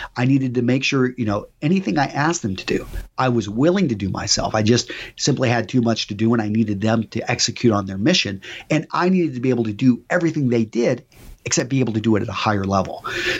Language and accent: English; Texas, United States; also born or lived in California; Okay, so I was born in California, but I was raised primarily in West Texas.